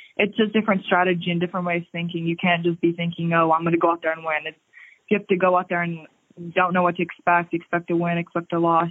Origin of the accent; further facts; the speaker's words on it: Largo, Florida, United States; I'm from Florida, the city of Largo